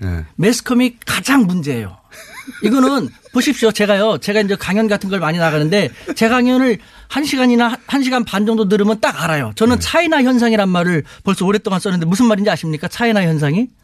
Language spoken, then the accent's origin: Korean; South Korea; now in China; 저는 대한민국 사람인데요.